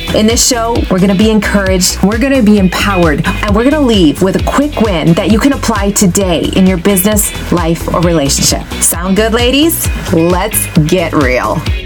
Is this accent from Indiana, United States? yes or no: no; Wisconsin, United States; I grew up on a dairy farm. And yes, I am from Wisconsin